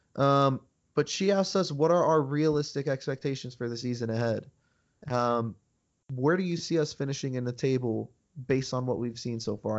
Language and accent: English; United States; we're from the United States